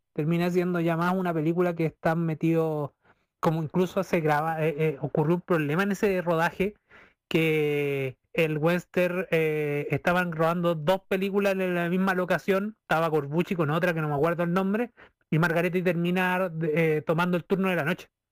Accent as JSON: {"language": "Spanish", "town": "Talca", "region": "Maule", "country": "Chile", "said": "yo vengo acá del Maule, de la región del Maule, soy un talquino que quiere ser maucho"}